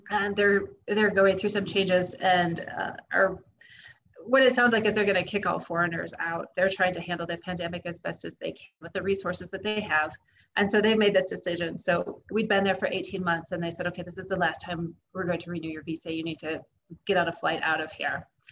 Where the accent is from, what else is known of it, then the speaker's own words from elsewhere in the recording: United States; moved away as an adult; my life as an American living in America.